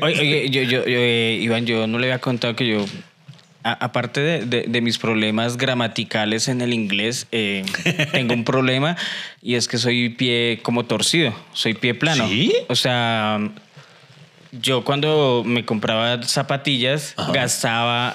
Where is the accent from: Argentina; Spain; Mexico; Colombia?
Colombia; los colombianos eh, vivimos del qué dirán